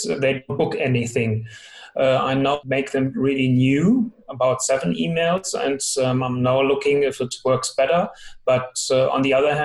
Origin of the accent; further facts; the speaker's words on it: Hanover, Lower Saxony, Germany; I'm from Hanover, Germany.